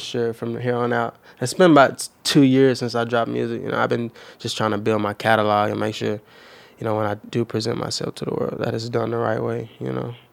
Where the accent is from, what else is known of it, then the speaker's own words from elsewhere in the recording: Chattanooga, Tennessee, United States; from the, the foot of the mountain, like Saint Elmo